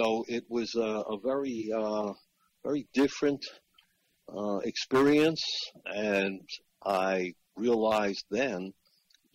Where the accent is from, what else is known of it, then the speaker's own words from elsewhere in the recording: Long Island, New York, United States; moved away as an adult; also born or lived in Florida; I grew up on Long Island in New York